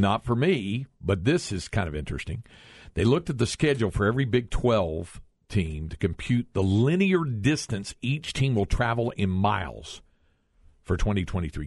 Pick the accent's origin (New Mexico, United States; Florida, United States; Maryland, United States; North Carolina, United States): North Carolina, United States; now in Texas, United States; growing up in North Carolina